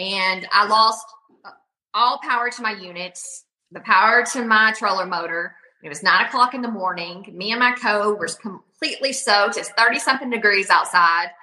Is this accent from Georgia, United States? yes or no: no; Sam Rayburn Reservoir, Texas, United States; I grew up on Sam Rayburn